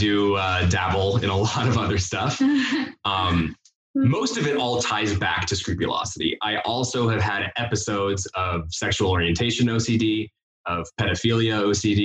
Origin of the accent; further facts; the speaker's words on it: St. George, Utah, United States; I'm from St. George, Utah.